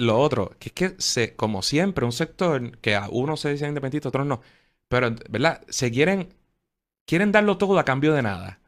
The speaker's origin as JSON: {"language": "Spanish", "country": "Puerto Rico"}